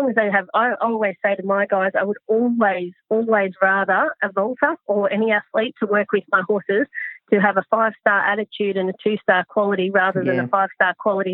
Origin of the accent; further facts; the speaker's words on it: Newcastle, New South Wales, Australia; I'm from Newcastle originally